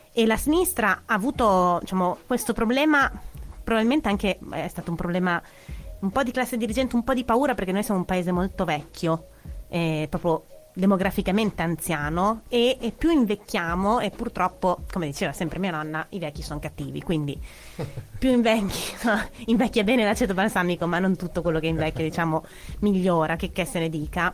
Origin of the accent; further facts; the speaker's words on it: Modena, Emilia-Romagna, Italy; io sono di Modena